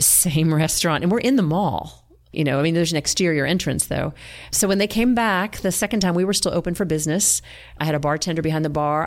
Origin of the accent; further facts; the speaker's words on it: Villanova, Pennsylvania, United States; moved away as an adult; also born or lived in South Carolina; now in Greenville, United States; I grew up in eastern Pennsylvania, outside of Philadelphia, in Villanova, Conshohocken area.